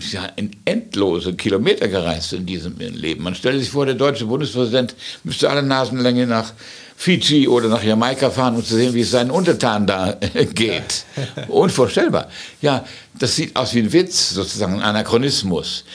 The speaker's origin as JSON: {"language": "German", "town": "Gdańsk", "region": "Pomeranian Voivodeship", "country": "Poland", "tie": "born or raised there", "also_born_or_lived": "Wales / United States", "moved": "yes", "lives_now": "London, United Kingdom", "said": "Ich bin zwar in Danzig geboren, ganz woanders"}